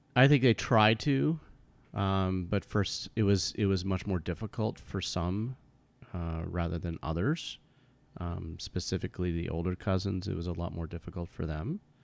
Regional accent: United States; I was born here in the United States, and I was raised in a kind of white suburban community.

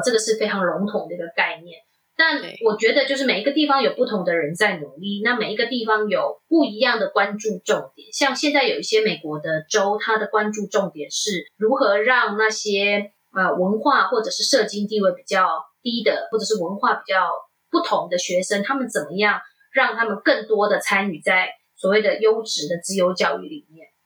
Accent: Taiwan; moved away as an adult; also born or lived in Netherlands; now in United States; 我在台湾长大

